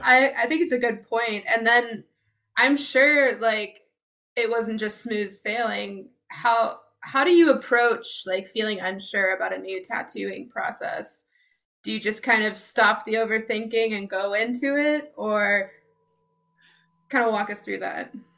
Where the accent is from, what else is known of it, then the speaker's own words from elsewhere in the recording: United States; growing up in America